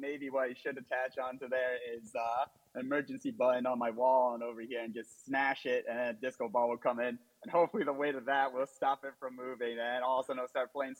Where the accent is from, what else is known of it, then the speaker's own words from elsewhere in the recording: New Jersey, United States; No, actually, believe it or not, I am a good old Jersey boy. Moved on up north. So it's kind of funny. Apparently, I've gotten a little bit of a Boston accent.